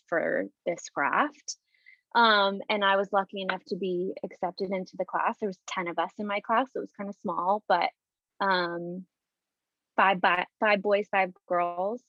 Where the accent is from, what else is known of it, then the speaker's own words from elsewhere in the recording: Tucson, Arizona, United States; moved away as an adult; also born or lived in Fullerton, California; I was born and raised in Tucson